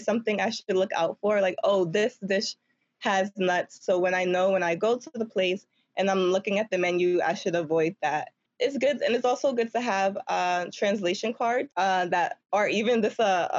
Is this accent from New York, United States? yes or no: yes; New York City, New York, United States; I'm from Harlem, and I never grew up, like, around much nature or trees or anything.